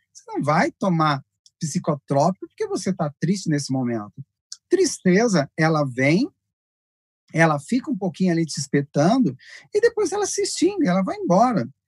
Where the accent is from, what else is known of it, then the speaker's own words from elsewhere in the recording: Rubiataba, Goiás, Brazil; moved away; also born or lived in Goiânia; eu morava no interior, o pastor Luiz está lá na minha região, morava lá em Rubiatava